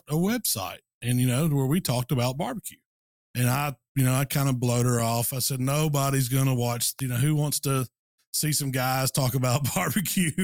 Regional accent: Hernando, Mississippi, United States; I live in Hernando now, which is just outside of Memphis, kind of a suburb of Memphis, Tennessee. It's actually in Mississippi

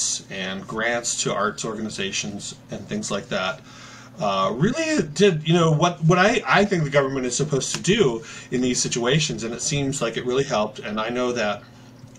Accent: Seattle, Washington, United States; moved away; also born or lived in New York; I grew up in the Seattle area, so I chose Seattle and moved back here

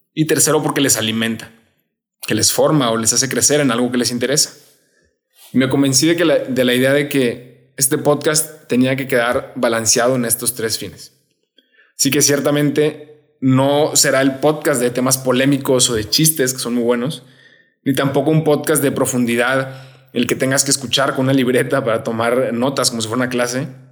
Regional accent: Monterrey, Nuevo León, Mexico; soy de Monterrey. Estuve ahí prácticamente toda mi vida, desde niño en un colegio en el que crecí muchísimo

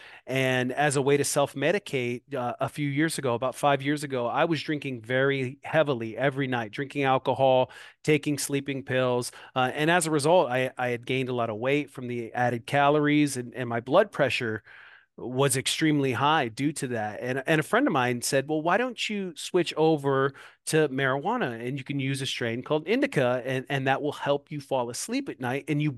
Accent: Moline, Illinois, United States; now in Davenport, United States; a dispensary here in my hometown, Moline, Illinois. I live directly across the river in Davenport, Iowa

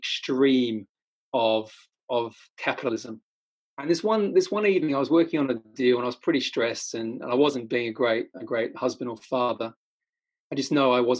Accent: Australia; I'm Australian

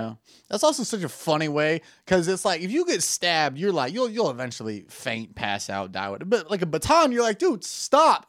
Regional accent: United States; I'm American

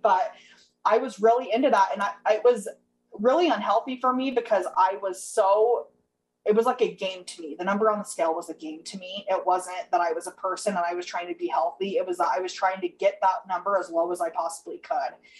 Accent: Utah, United States; I'm from Utah

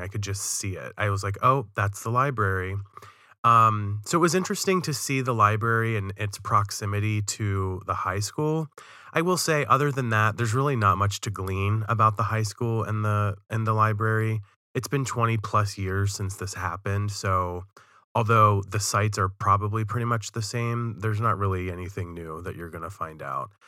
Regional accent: Western Maryland, United States; I'm from Western Maryland, and it's even more remote and desolate than some of the places I've seen in Maryland, in my hometown

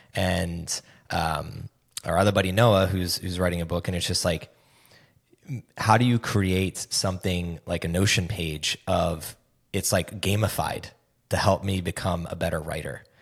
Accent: East Coast of the United States, United States; moved away as an adult; also born or lived in Nashville, Tennessee; now in Austin, United States; I grew up on the East Coast of the United States, uh, for twenty-four years until I moved to Nashville, Tennessee

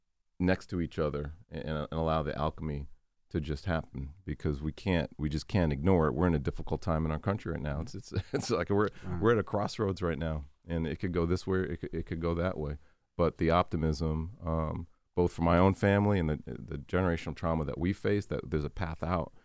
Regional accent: Boston, Massachusetts, United States; I mean, Boston? I grew up in Boston, so Larry Bird.

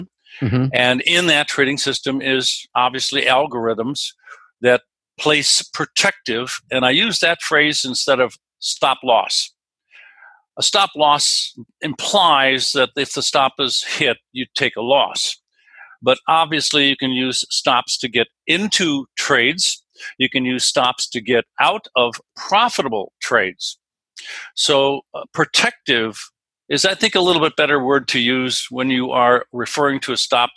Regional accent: West Coast, United States; I'm from the West Coast

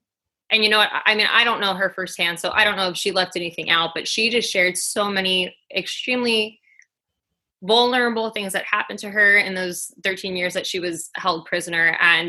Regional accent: Queens, New York, United States; now in New Jersey, United States; I am originally from Queens, New York. I currently live in New Jersey, and I have moved 13 times within my life.

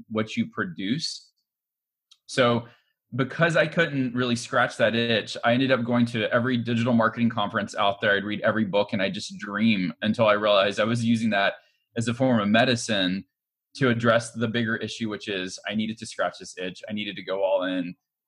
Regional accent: Montgomery, Alabama, United States; I was born and raised in Montgomery, Alabama

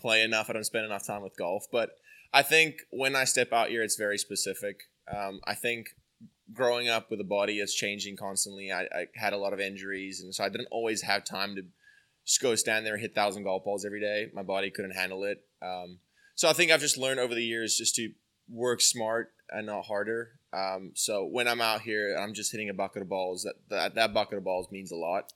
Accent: South Africa; moved away as an adult; now in Atlanta, United States; grew up from a small beach, beach town, um, and, uh, obviously it was really, it still is very golf orientated. So I'm, like, a little Pinehurst in South Africa where I'm from

